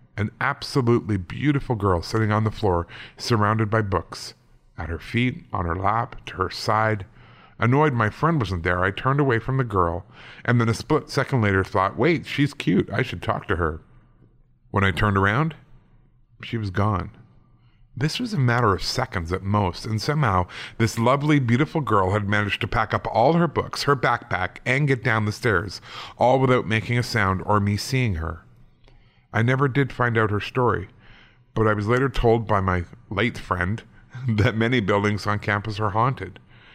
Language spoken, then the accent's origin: English; Las Vegas, Nevada, United States; I was born and raised in Las Vegas, and this story comes from my high school days there